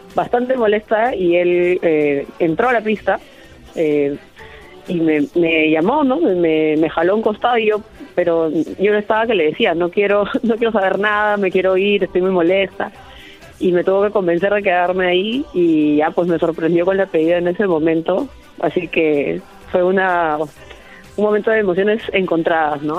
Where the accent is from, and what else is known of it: Peru